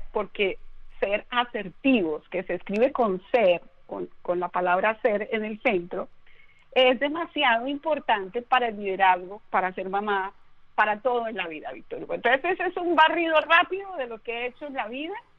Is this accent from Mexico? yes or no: no; Bogotá, Colombia; yo soy colombiana eh, de nacimiento, nací en Bogotá